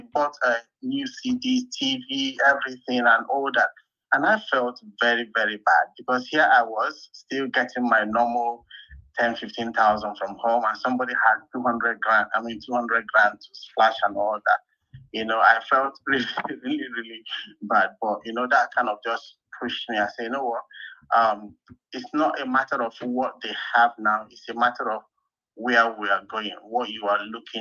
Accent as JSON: {"language": "English", "town": "Port Harcourt", "region": "Rivers State", "country": "Nigeria", "also_born_or_lived": "Calabar", "said": "I was coming from Port Harcourt"}